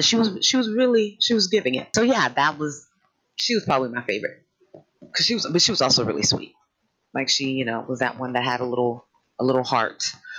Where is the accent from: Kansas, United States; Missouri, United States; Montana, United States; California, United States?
California, United States; Sacramento; I'm from Northern California, Sacramento area. We grew up with just different musical influences